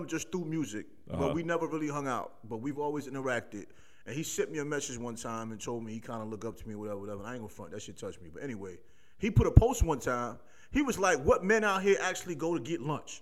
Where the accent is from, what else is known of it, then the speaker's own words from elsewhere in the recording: New York, United States; growing up in New York